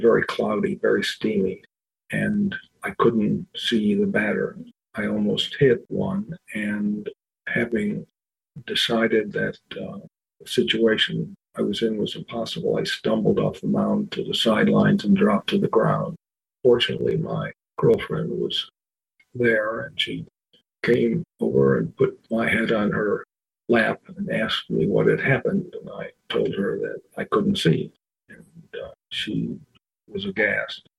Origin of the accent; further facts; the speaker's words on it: Buffalo, New York, United States; now in Washington, D.C., United States; I live in Washington, D.C. I was born and raised in Buffalo, New York, proud to be a Buffalonian